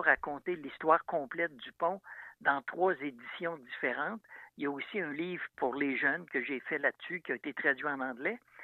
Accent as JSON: {"language": "French", "town": "Saint-Romuald", "region": "Quebec", "country": "Canada", "tie": "born or raised there", "said": "je suis natif de Saint-Romuald. Quand j'étais jeune, je demeurais près du fleuve."}